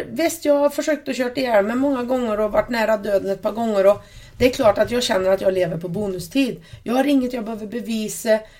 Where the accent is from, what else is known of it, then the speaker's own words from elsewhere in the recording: Värmlandsnäs, Värmland, Sweden; jag växte upp här ute på Värmlandsnäs på en bondgård.